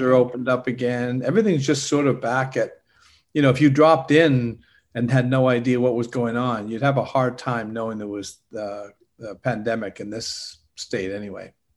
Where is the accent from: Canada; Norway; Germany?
Canada; also born or lived in Europe; now in Orlando, United States; I'm originally from Canada